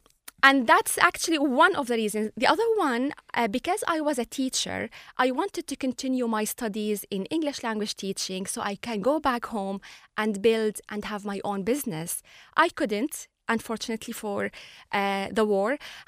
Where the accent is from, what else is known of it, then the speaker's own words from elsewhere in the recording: Ireland; an Arab, as I have a Muslim and Christian culture, and even as well, super proud of my identity as an Irish.